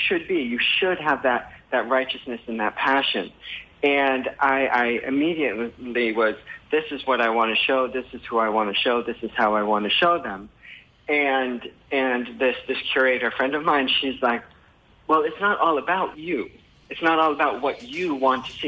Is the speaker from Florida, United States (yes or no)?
no; Connecticut, United States; also born or lived in Newport, Rhode Island; now in St. Croix, US Virgin Islands; I'm from Connecticut